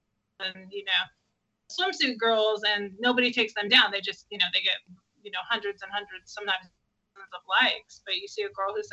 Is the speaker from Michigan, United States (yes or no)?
no; California, United States; I'm from California